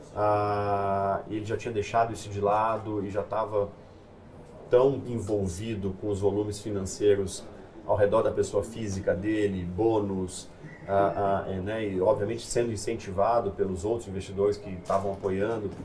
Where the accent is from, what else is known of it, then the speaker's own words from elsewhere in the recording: São José dos Campos, São Paulo, Brazil; also born or lived in Santa Rita do Passa Quatro; eu fui, de fato, com três anos de idade para São José dos Campos. Então, me sinto um joseense de, de coração mais do que nada. É, fiz toda a minha parte de colégio lá